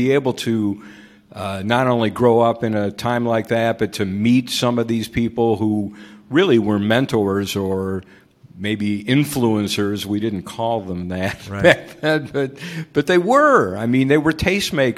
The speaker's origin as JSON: {"language": "English", "town": "Detroit", "region": "Michigan", "country": "United States", "tie": "born or raised there", "moved": "yes", "lives_now": "Florida, United States", "said": "I grew up in the 60s, and I grew up in Detroit"}